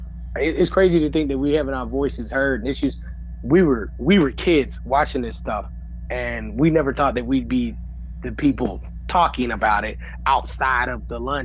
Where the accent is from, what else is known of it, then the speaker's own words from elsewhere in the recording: Chicago, Illinois, United States; now in California, United States; I'm out in Cali. I mean, you know, I'm from Chicago. Now, I moved out here